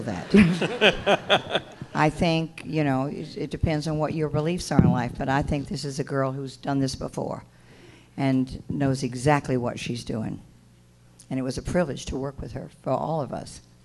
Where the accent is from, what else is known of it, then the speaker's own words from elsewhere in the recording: Mississippi, United States; I said, Mississippi